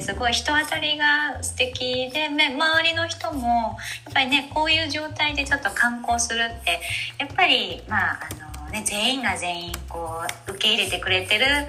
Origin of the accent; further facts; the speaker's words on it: Yokohama, Kanagawa, Japan; now in Minamiizu, Japan; 横浜です